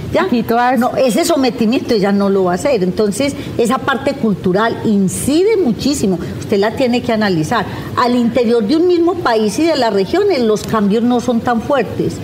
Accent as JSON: {"language": "Spanish", "area": "Paisa region", "region": "Antioquia", "country": "Colombia", "said": "yo soy paisa"}